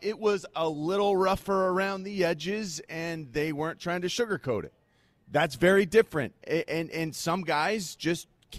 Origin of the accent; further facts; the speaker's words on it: Mechanicsburg, Pennsylvania, United States; moved away as an adult; also born or lived in Oakland; now in Philadelphia, United States; I grew up in Mechanicsburg